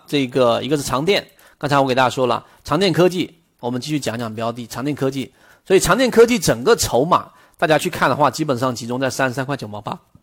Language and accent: Chinese; China; 我们中国人永远都不会做口香糖这么个东西